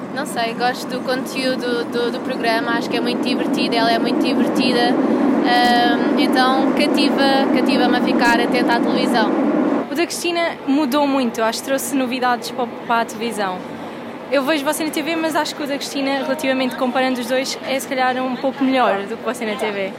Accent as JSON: {"language": "Portuguese", "town": "Santa Maria da Feira", "region": "Aveiro District", "country": "Portugal", "moved": "as an adult", "lives_now": "Lisbon, Portugal", "said": "venho de Santa Maria da Feira. Uh, estou em Lisboa há sensivelmente 6 anos."}